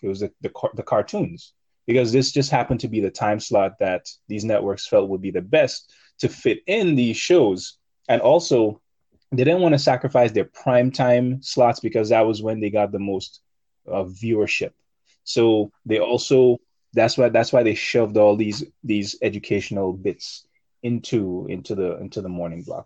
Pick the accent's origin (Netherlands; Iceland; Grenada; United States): Grenada; I grew up in Grenada